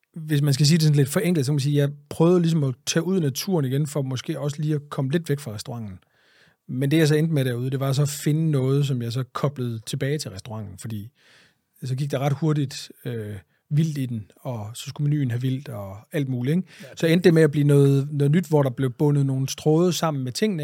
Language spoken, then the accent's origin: Danish; Greenland; moved away; also born or lived in Jutland; mine barndom på Grønland